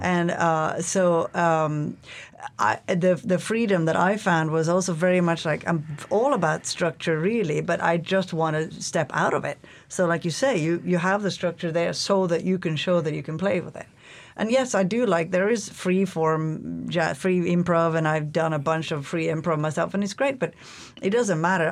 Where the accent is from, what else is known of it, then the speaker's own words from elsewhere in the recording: Norway; English is a second language; also born or lived in Toronto, Canada / London, England; now in Alaska, United States; I'm from Norway originally